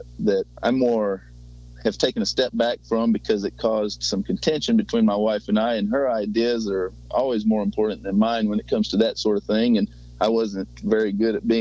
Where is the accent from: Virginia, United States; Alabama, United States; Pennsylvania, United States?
Alabama, United States; Huntsville; I'm from Huntsville, Alabama, very northern Alabama